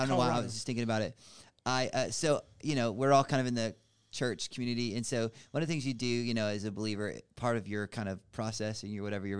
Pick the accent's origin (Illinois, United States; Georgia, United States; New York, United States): Georgia, United States; Atlanta; moved away as an adult; also born or lived in Kansas City, Missouri; Kansas City, Missouri, where I was living, and it was me and a buddy. We both, you know, from Atlanta, but we're living in Kansas City